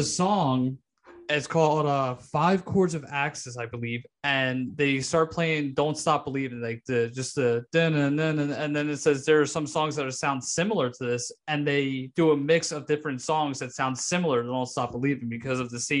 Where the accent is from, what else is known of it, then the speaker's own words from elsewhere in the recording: Delaware County, Pennsylvania, United States; I grew up in Delaware County.